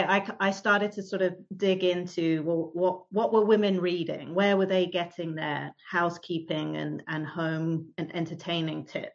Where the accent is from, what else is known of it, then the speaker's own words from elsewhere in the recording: London, United Kingdom; moved away as an adult; now in New York City, United States; as you can probably tell from my accent, I'm originally from the UK. So I grew up in London. And I moved to New York City in 2007